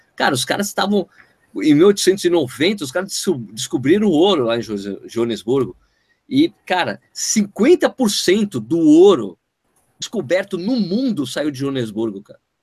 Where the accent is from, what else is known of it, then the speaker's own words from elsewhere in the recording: Brazil; eu sou brasileiro.